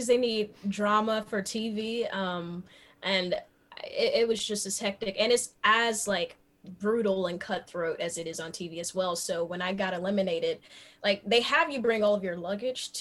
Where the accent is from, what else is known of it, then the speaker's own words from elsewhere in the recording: Memphis, Tennessee, United States; I grew up in North Memphis